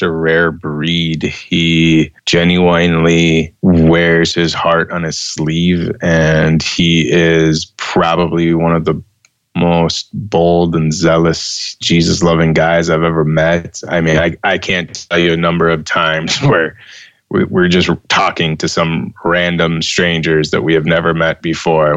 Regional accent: United States; my home country of the United States

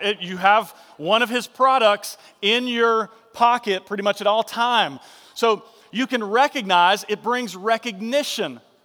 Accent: Marietta, Georgia, United States; Johnson Ferry Baptist Church over in Marietta, and he was like, uh, associate pastor, and everybody knew my dad growing up

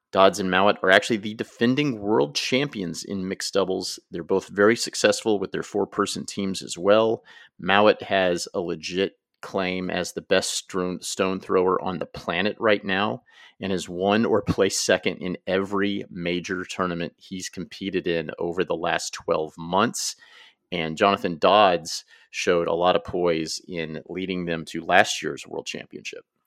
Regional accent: United States; I am an American

